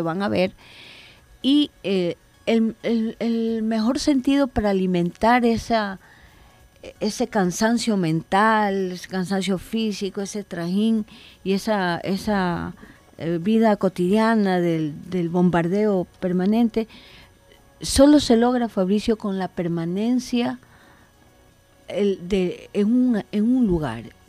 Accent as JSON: {"language": "Spanish", "country": "Ecuador", "said": "Yo creí en mi país"}